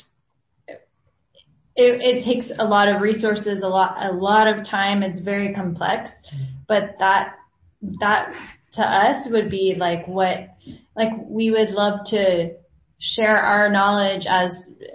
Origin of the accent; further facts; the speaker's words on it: San Antonio, Texas, United States; moved away as an adult; now in El Salvador; I'm originally from San Antonio and have been down here for a lot of years